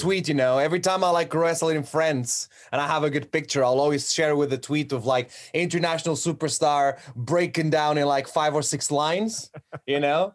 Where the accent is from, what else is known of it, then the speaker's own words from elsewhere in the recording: Portugal; moved away as an adult; now in United Kingdom; I'm from Portugal